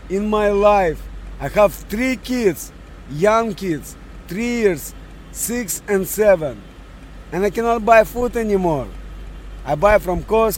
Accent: Russia; English is a second language; moved away as an adult; also born or lived in Montreal, Canada; now in Canada; Originally from Montreal. My original country is from Russia

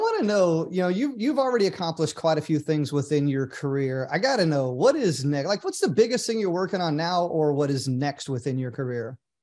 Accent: Oklahoma, United States; moved away; I grew up in a small town in Oklahoma

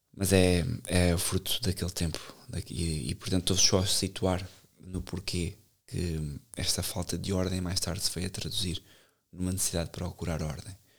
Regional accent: Benavente, Santarém District, Portugal; Benavente, onde eu cresci, desde os 4 anos

